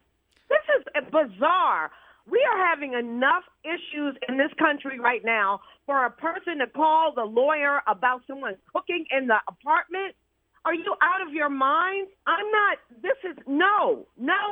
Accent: the South, United States; I'm from the South

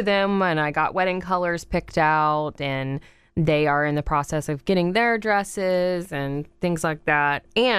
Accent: East Coast, United States; I'm from the East Coast.

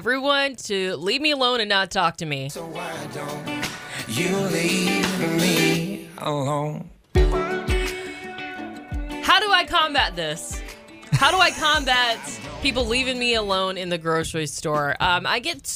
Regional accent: Georgia, United States; now in West Coast, United States; I grew up in Georgia where dressing nice was a must

